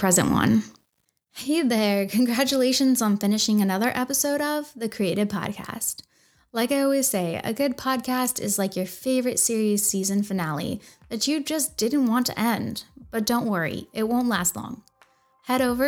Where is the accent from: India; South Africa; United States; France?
United States; Washington; I grew up in Washington State, and after graduating high school, I joined the Marines